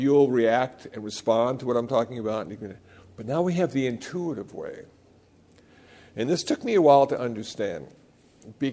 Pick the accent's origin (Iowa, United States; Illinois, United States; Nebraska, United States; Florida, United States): Iowa, United States; moved away; also born or lived in Los Angeles; I was born in Iowa, and I got ordained in Los Angeles